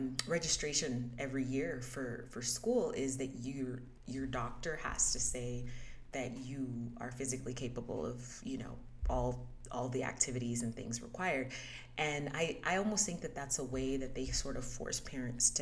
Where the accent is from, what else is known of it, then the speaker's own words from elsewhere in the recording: United States; moved away as an adult; where did you grow up? And I said, the US